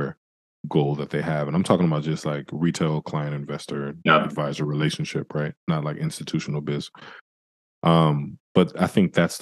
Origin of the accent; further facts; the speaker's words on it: San Francisco, California, United States; I grew up in San Francisco